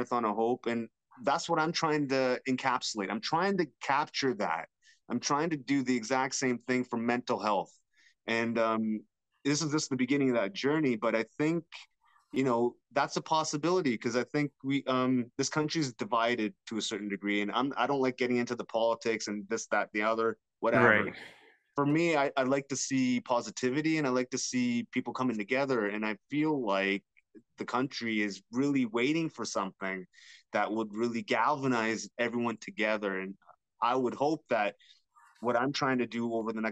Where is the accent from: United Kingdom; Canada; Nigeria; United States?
Canada; London, Ontario; I was born in London, Ontario.